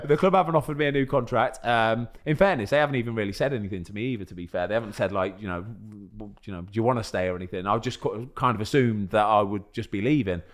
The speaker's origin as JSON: {"language": "English", "region": "England", "country": "United Kingdom", "said": "I'm English"}